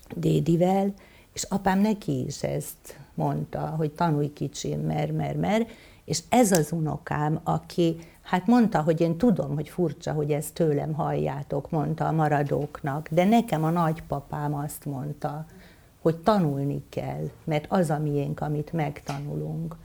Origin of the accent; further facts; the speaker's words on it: Somlóvásárhely, Veszprém County, Hungary; moved away as an adult; also born or lived in Budapest; now in Solymár, Hungary; Somló vásárhely, ott születtem, és ott éltem gyakorlatilag 18 éves koromig.